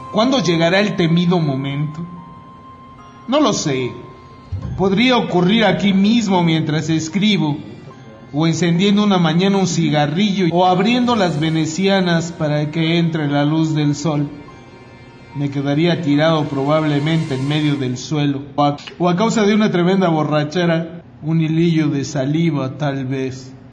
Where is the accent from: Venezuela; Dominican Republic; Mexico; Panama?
Mexico; born there; yo no tengo la culpa de que he nacido en México, ¿no?